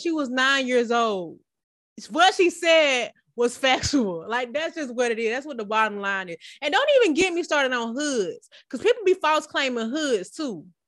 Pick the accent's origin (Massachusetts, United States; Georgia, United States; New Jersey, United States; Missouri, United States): Georgia, United States; Atlanta; I'm from Bear Hill specifically, but everybody from Campbellton